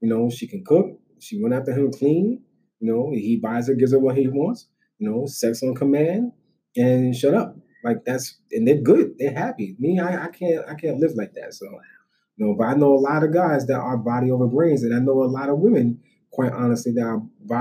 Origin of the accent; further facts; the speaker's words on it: Brooklyn, New York, United States; I'm from Brooklyn